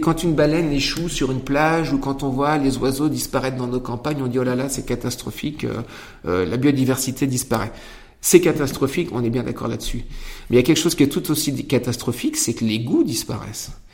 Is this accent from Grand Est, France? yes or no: no; Poitou, Nouvelle-Aquitaine, France; moi je viens du Poitou, j'ai ma culture